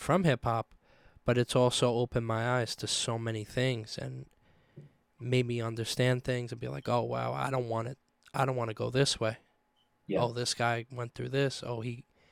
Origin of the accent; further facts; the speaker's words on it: New York City, New York, United States; I'm from Staten Island, home of the …